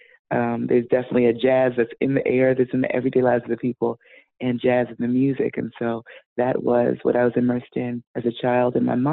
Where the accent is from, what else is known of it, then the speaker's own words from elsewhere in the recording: New York City, New York, United States; moved away as an adult; now in Prince George's County, United States; I was born and raised in the great nation state of Brooklyn, New York.